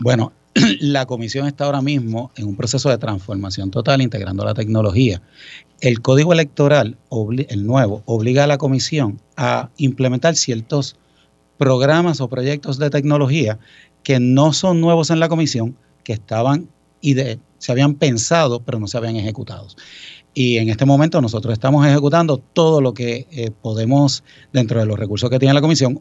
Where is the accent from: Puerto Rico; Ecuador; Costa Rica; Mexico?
Puerto Rico; Ponce; Pues yo soy ponceño, orgulloso ponceño de corazón